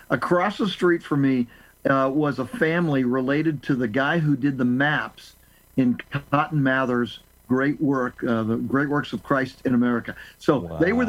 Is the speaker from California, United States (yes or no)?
yes; Southern California, United States; moved away as an adult; also born or lived in New England; growing up in Southern California, my parents divorced when I was 10.